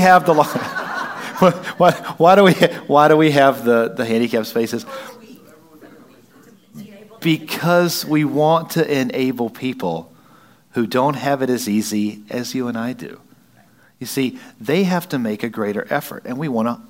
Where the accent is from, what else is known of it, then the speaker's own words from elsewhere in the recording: Wisconsin, United States; Don't look at me like I'm not from Wisconsin